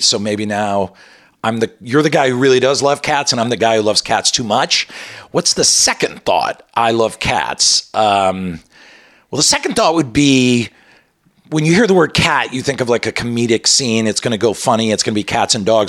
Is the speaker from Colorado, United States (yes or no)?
yes; Colorado, United States; moved away; I was born in Colorado